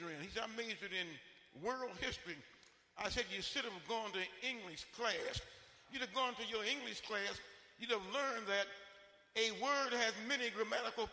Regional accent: Detroit, Michigan, United States; growing up in Detroit back in the 1930s

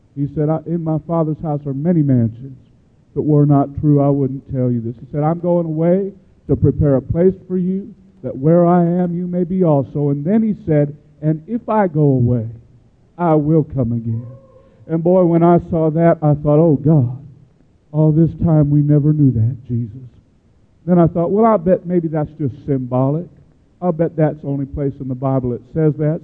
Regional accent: Chicago, Illinois, United States; I grew up in Chicago, Illinois

